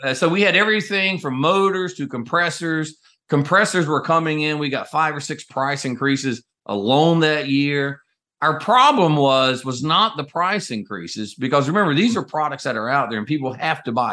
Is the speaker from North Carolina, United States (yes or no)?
yes; North Carolina, United States; moved away as an adult; I grew up in North Carolina in a double-wide trailer at the end of a dead-end dirt road